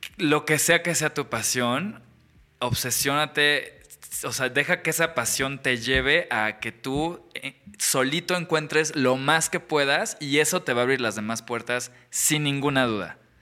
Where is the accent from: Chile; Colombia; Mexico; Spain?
Mexico; una carrera de mago en México